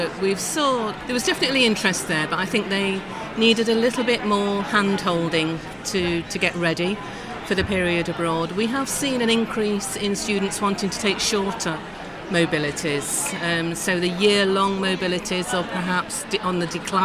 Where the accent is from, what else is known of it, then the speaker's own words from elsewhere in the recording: Nottingham, East Midlands, United Kingdom; I was born and bred in Nottingham